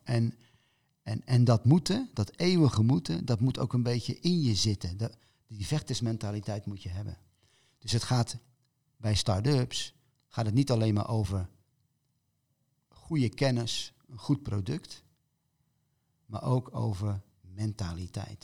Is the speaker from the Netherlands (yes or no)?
yes; Rotterdam, South Holland, Netherlands; moved away; ons als Rotterdammers